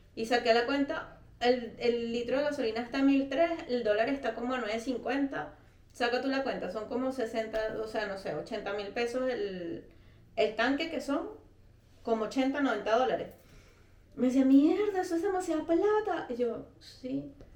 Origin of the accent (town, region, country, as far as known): Venezuela; moved away as an adult